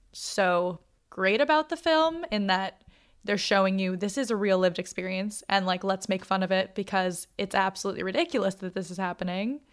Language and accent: English; Boston, Massachusetts, United States; I went to a Catholic school when I was younger, but I'm from Boston